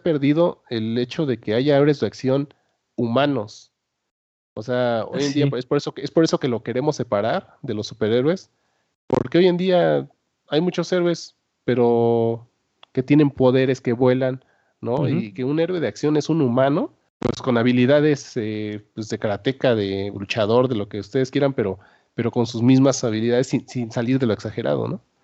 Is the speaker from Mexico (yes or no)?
yes; Mexico